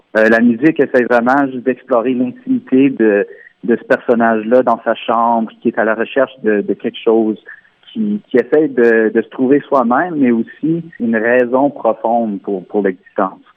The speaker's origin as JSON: {"language": "French", "region": "Ontario", "country": "Canada", "first_language": "French"}